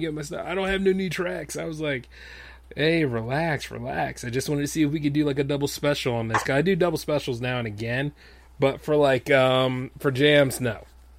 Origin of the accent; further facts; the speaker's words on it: Delaware, United States; I'm from Delaware